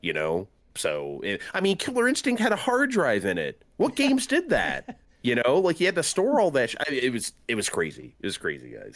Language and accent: English; San Diego, California, United States; I grew up in San Diego